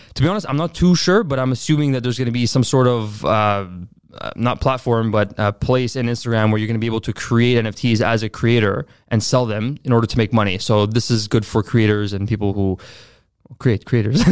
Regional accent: Montreal, Quebec, Canada; also born or lived in Laval; I was born in Laval, but I grew up mainly in, uh, Montreal North

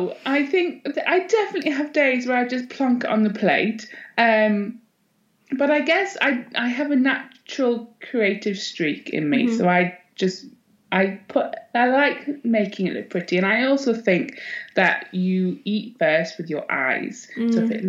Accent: Northumberland, North East England, United Kingdom; also born or lived in Netherlands / Scottish Borders, Scotland; And then we slowly moved our way down into Northumberland, lived in a couple of different houses. And then I spent most of my teen years, pretty much all my teen years in Northumberland

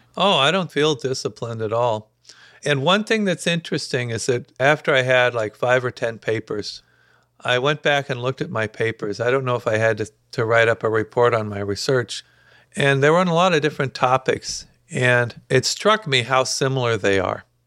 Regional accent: Dayton, Ohio, United States; kind of upper middle class, uh, very peaceful suburb of Dayton with very good public schools

